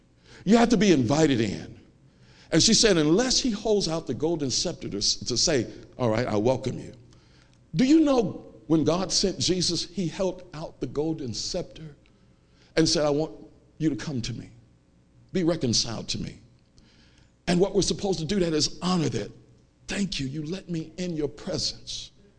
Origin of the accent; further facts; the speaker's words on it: Chicago, Illinois, United States; I'm from Chicago. I know how to fight.